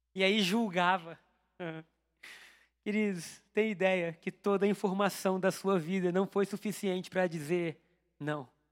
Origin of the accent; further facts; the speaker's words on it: Brazil; eu sou brasileiro, não sou judeu